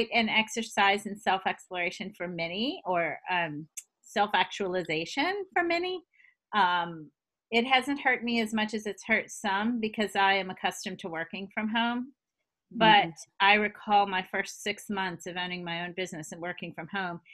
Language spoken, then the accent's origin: English; the South, United States; I'm a good Southern woman